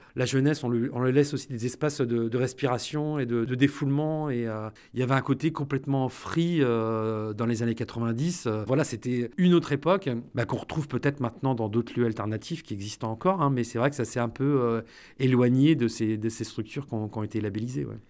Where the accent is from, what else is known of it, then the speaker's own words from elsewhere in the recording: La Roche-sur-Yon, Pays de la Loire, France; je suis originaire de La Roche-sur-Yon, quartier de la Généraudière.